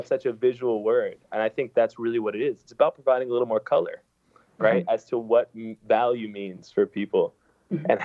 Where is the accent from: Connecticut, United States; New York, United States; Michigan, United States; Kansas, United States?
New York, United States; also born or lived in San Francisco / Los Angeles; I'm from New York originally. And I grew up here in the city, and I feel a little bit and a lot of it defined by the city